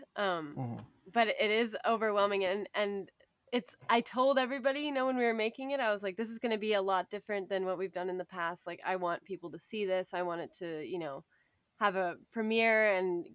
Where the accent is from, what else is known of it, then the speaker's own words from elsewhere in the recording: Sayward, British Columbia, Canada; also born or lived in Campbell River / Cortes Island; I'm from Sayward, which is on Vancouver Island. Really, really small town. But I went to high school in Campbell River